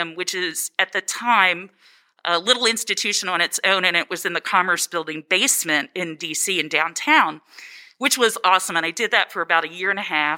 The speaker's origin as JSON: {"language": "English", "region": "Maryland", "country": "United States", "tie": "born or raised there", "said": "I am originally from Maryland"}